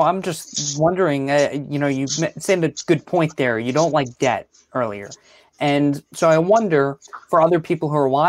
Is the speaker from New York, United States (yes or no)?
yes; New York City, New York, United States; I know Queens so well. I grew up there.